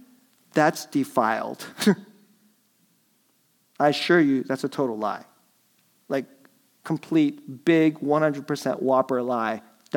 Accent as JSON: {"language": "English", "town": "Dallas", "region": "Texas", "country": "United States", "tie": "born or raised there", "said": "My dad was from Nebraska. My mom was from the Philippines. I grew up in Dallas."}